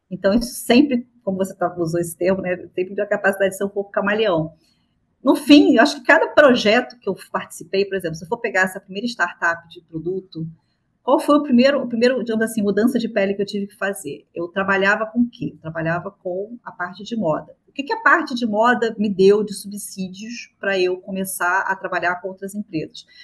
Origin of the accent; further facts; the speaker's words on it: Rio de Janeiro, Brazil; na verdade eu sou, eu sou carioca, moro no Rio de Janeiro.